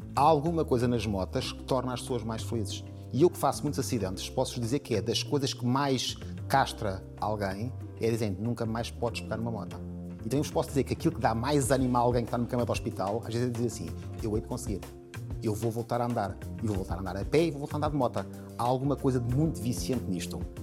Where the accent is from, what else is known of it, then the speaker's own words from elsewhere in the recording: Portugal; enquanto português